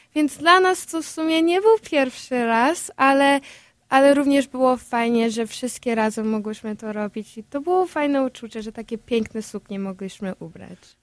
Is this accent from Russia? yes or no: no; Chicago, Illinois, United States; ja właśnie się urodziłam tutaj w Stanach Zjednoczonych